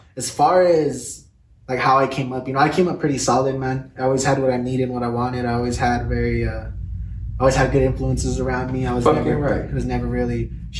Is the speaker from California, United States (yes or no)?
no; Alamogordo, New Mexico, United States; also born or lived in Las Cruces, New Mexico; I'm from the south side of New Mexico. I was born in Alamogordo, but I'm currently going to school in Las Cruces.